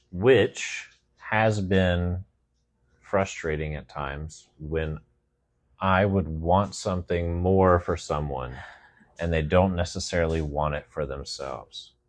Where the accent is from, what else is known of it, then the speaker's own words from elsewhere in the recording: Southern West Virginia, United States; moved away; I grew up in the hills. of Southern West Virginia